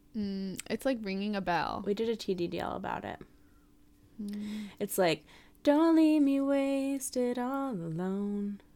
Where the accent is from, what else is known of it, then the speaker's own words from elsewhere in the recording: San Francisco, California, United States; moved away as an adult; I'm from San Francisco, was born there and lived there for almost my whole life.